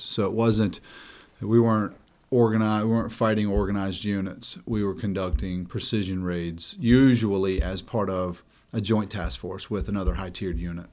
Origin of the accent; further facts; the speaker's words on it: Madison, North Carolina, United States; moved away; Grew up in a small town in North Carolina, a rural town called Madison, north of the city of Greensboro